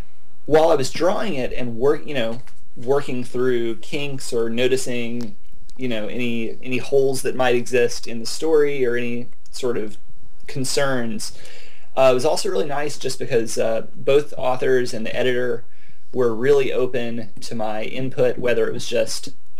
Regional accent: Arkansas, United States; also born or lived in Alabama / Mississippi; You know, I grew up in Arkansas, Alabama, Mississippi. My family's all from Mississippi.

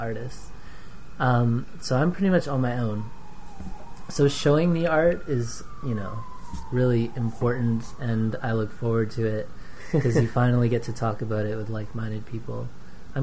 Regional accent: Fort McMurray, Alberta, Canada; also born or lived in Surrey, British Columbia; now in Vancouver, Canada; I was born in Alberta. Lived in Fort McMurray

